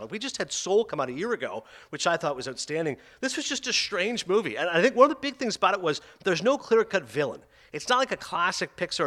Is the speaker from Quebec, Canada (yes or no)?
no; Toronto, Ontario, Canada; one of my hometown papers, that's right, from Toronto